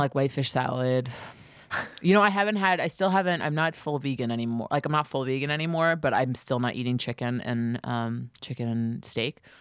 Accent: New York City, New York, United States; I tried to rent in my hometown

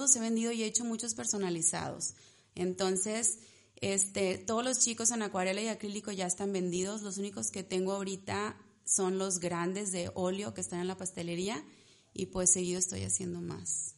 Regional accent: Ciudad Victoria, Tamaulipas, Mexico; moved away as an adult; also born or lived in Monterrey; Yo soy de aquí de Victoria, pero estaba allá

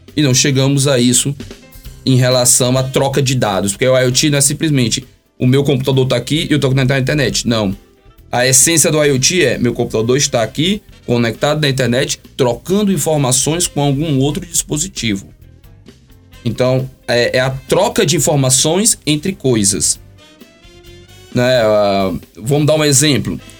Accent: Brazil

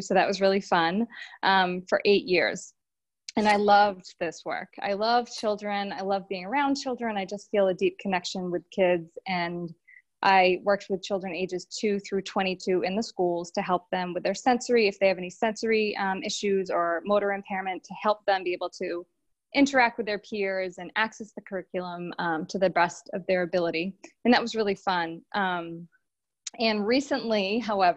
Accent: Boston, Massachusetts, United States; I'm from Boston, Mass.

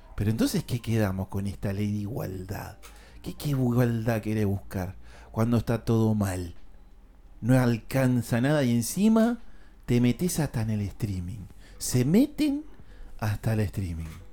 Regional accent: La Plata, Buenos Aires Province, Argentina; acá en mi país, en La Plata

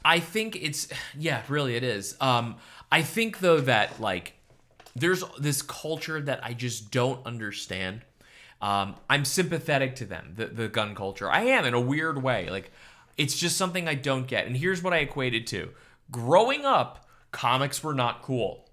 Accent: Coral Springs, Florida, United States; coming out of Parkland, my hometown, uh, Coral Springs, it's a big suburb.

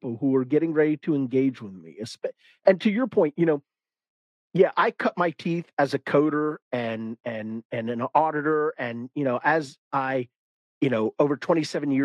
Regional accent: the South, United States; I'm a guy from the South.

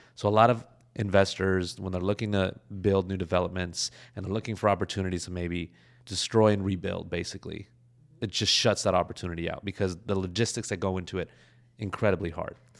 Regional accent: Los Angeles, California, United States; I'm from Los Angeles

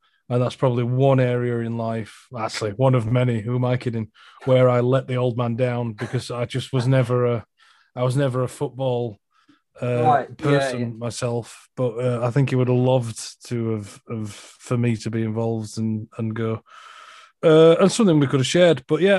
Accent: Huddersfield, Yorkshire and the Humber, United Kingdom; good old Huddersfield Town. Wow. Okay. Which is my hometown. Yeah, where I'm from.

